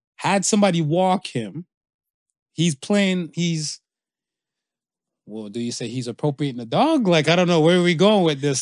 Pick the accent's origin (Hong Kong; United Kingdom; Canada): Canada; I'm Canadian